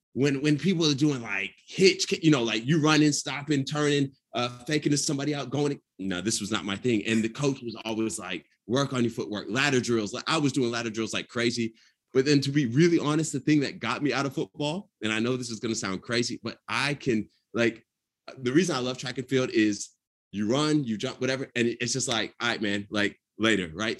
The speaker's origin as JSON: {"language": "English", "town": "Atlanta", "region": "Georgia", "country": "United States", "said": "I'm from Atlanta"}